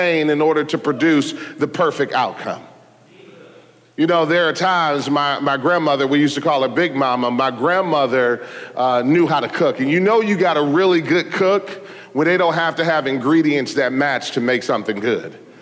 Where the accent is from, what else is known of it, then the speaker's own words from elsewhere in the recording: Detroit, Michigan, United States; I was born in Detroit